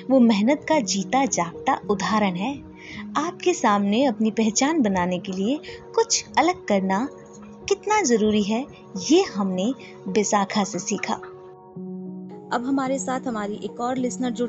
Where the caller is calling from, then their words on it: Delhi, India; और मैं दिल्ली से बात कर रही हूँ